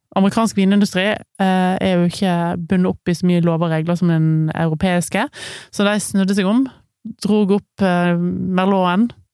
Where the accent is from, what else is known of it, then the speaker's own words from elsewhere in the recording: Western Norway, Norway; hjemme på Vestlandet.